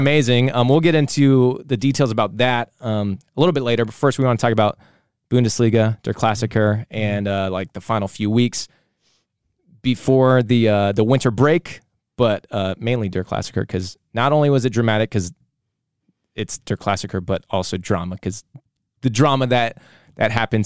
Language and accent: English; United States; we are American.